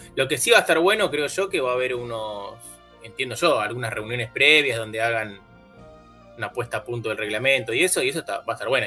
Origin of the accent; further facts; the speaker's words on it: Argentina; soy bastante argentino